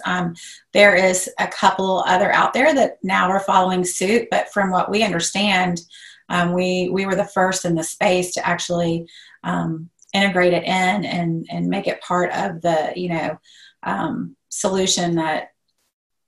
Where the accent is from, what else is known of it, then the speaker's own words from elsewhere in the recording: Atlanta, Georgia, United States; I am originally from Atlanta. I love Atlanta. I'm never leaving Atlanta